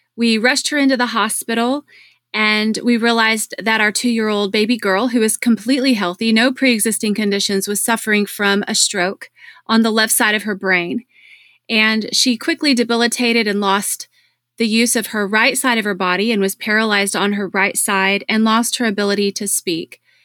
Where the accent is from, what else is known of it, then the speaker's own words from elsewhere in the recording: Dallas, Texas, United States; my hometown of Dallas